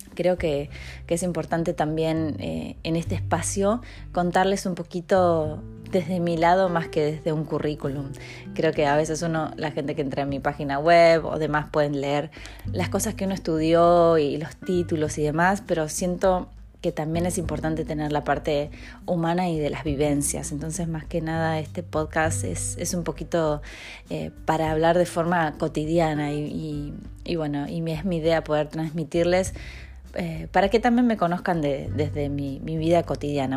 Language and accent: Spanish; Argentina; moved away as an adult; also born or lived in Mexico; soy argentina, viví 10 años en México, no puedo creerlo. Eh, regresé hace un año y medio